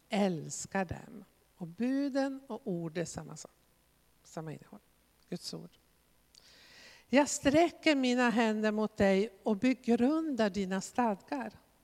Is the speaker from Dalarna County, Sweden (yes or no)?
no; Västerbotten County, Sweden; jag kommer ju själv från Västerbotten